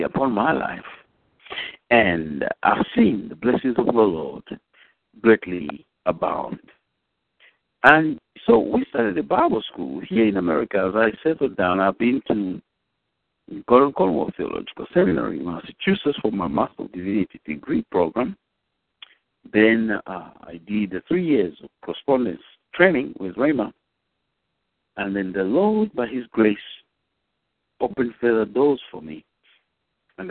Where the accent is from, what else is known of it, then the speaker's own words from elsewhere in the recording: Zambia; moved away as an adult; now in Dallas, United States; I was born in Africa, in Zambia, and I went to school there, finished my high school.